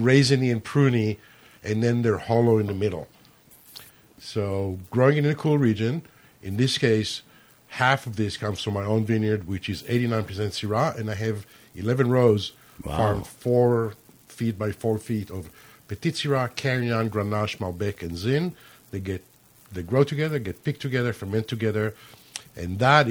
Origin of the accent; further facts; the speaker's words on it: California, United States; I'm proudly Californian